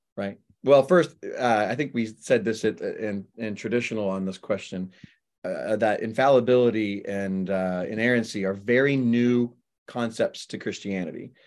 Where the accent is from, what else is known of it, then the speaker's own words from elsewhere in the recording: Florida, United States; also born or lived in Lubbock, Texas; I'm a Floridian. I've lived in Florida for forty-five years, but, um, I was born in Texas